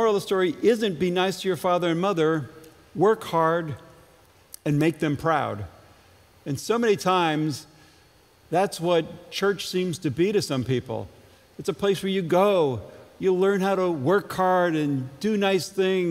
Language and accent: English; Ledyard, Connecticut, United States; moved away; growing up in Ledyard